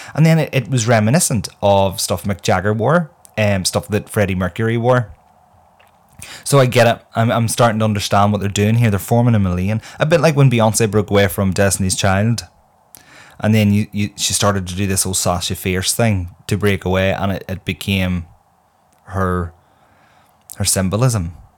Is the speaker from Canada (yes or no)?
no; Northern Ireland, United Kingdom; I myself am from Northern Ireland